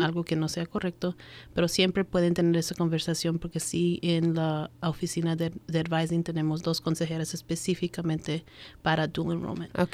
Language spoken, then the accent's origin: Spanish; Montgomery County, Maryland, United States; yo me recuerdo criándome acá en, en Maryland cuando era chiquita, nosotros somos peruanos y solo había un restaurante peruano. Ahora yo crecí en Montgomery County